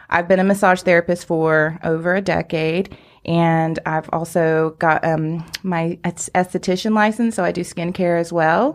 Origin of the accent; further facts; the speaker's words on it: Greenville, United States; also born or lived in Atlanta; I'm actually a Greenville native, been here all my life, and I did move away to Atlanta area for just a few years, but I was ready to come back